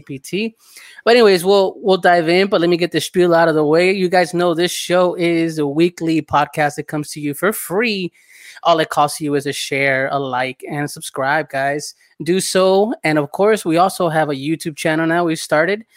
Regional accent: Southern California, United States; I grew up in Southern California

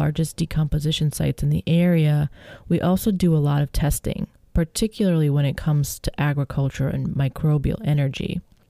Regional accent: Illinois, United States; I grew up near Chicago, not in Lincoln Park, of course. It was different then.

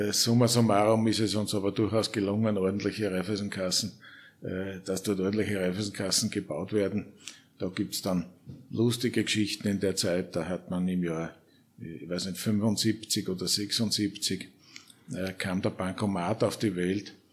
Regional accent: St. Pölten, Lower Austria, Austria; geboren 1953 in St. Pölten, äh, äh, Volksschule, Gymnasium in St. Pölten, Wirtschaftsuniversität

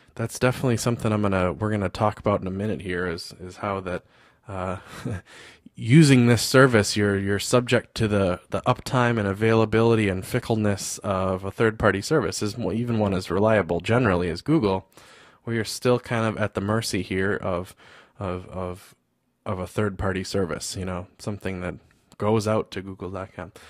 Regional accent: United States; I'm from the States

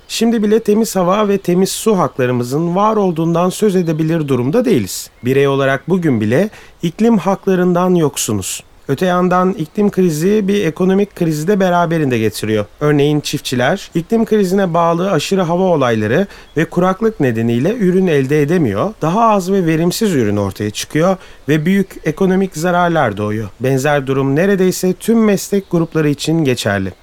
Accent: Turkey

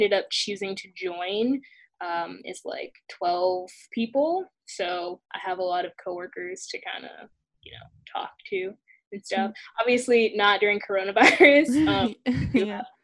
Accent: the South, United States; moved away as an adult; I'm from the South

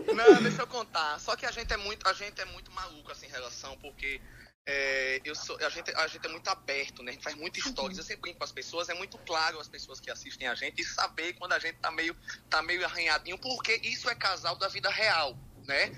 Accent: Northeast Brazil, Brazil; eu nunca saí do Nordeste

